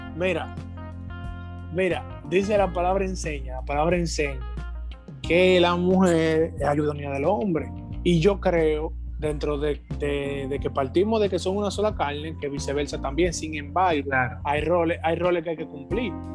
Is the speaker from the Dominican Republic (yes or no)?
yes; Dominican Republic; nosotros tenemos un remanente en este país somos una gran cantidad de, cristianos, hijos de Dios, que somos residentes de República Dominicana